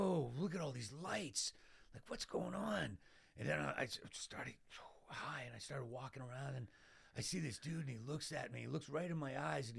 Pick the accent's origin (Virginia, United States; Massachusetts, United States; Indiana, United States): Massachusetts, United States; Boston; I'm from Boston